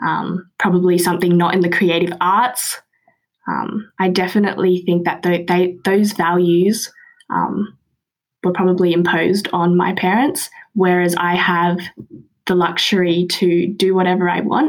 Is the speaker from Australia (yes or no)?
yes; Australia; born and raised in Australia